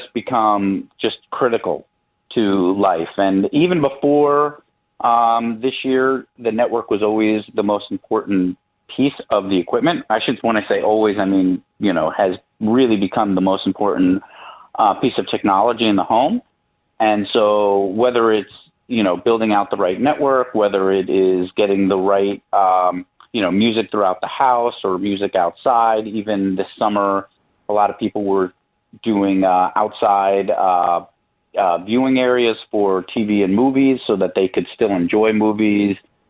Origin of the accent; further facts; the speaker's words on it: New York, United States; moved away as an adult; now in Chicago, United States; I am originally from New York